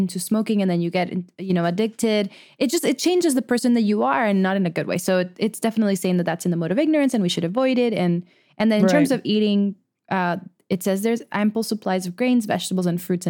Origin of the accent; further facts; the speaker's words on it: Venezuela; Well, I at least I grew up in Venezuela, so it's very, very much a meat eating country as well.